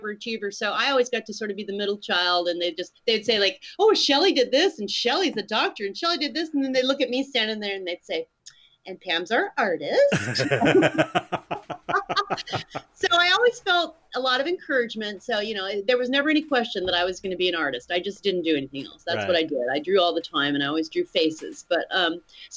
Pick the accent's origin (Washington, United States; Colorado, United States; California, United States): Colorado, United States; Colorado Springs; also born or lived in Utah; I grew up in Colorado Springs, Colorado